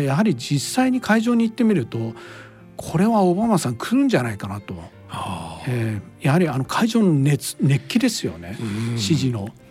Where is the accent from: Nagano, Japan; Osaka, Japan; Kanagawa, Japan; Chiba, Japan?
Kanagawa, Japan; Hiratsuka; also born or lived in Hakodate, Hokkaido; 小学校4と3年生までですね北海道にいましてでその後はあの、まあ、あの北海道の人間は内地っていうんですけど、まあ、要するに本州、えーまあ、神奈川県にですね引っ越ししまして